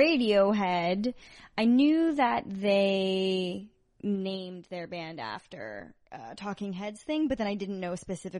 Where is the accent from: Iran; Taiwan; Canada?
Canada; then as a Canadian I feel compelled to apologize.